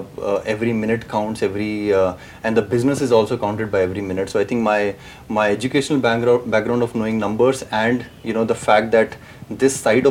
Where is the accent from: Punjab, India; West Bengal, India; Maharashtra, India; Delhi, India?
Punjab, India; Patiala; also born or lived in Ambala; now in Hyderabad, India; I was born in Patiala.